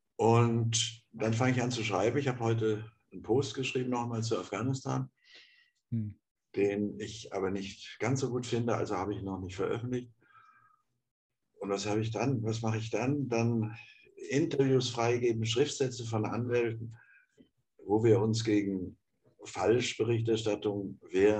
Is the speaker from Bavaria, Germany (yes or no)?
no; Offenburg, Baden-Württemberg, Germany; in Offenburg, wo ich geboren bin.